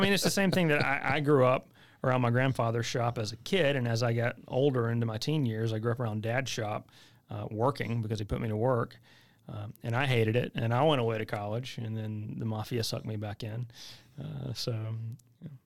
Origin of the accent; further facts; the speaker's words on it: White Cross, North Carolina, United States; also born or lived in Chapel Hill, North Carolina; I just tell people I'm from Chapel Hill 'cause nobody knows where White Cross is